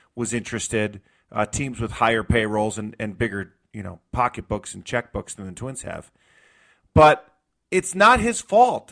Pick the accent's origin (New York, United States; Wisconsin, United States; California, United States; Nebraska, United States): New York, United States; moved away; I grew up in New York in the 90s